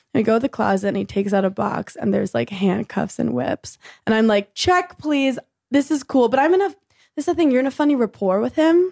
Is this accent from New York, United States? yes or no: yes; New York City, New York, United States; born in Brooklyn, New York